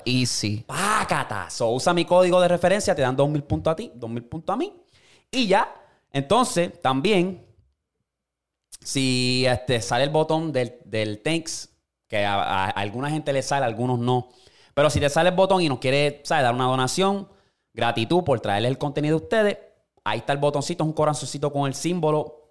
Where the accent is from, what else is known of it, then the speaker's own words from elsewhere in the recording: Puerto Rico; moved away as an adult; also born or lived in United States; yo me crié en Puerto Rico